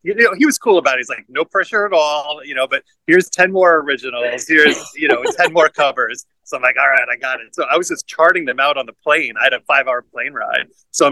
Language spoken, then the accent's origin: English; Long Island, New York, United States; moved away as an adult; also born or lived in Philadelphia; I grew up in Long Island in New York